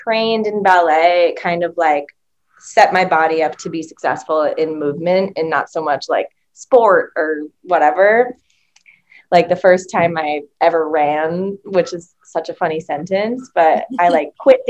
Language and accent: English; northern New England, United States; moved away as an adult; now in Los Angeles, United States; I'm from northern New England